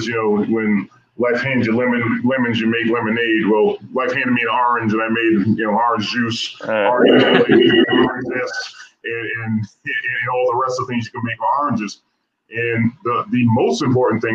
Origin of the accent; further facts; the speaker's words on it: Rhode Island, United States; also born or lived in Providence, Rhode Island; I am born and bred in Rhode Island. I was born in Providence.